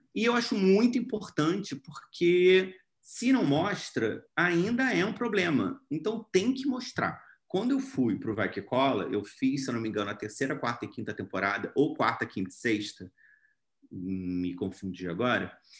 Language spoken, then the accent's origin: Portuguese; Rio de Janeiro, Brazil; sou lá do Rio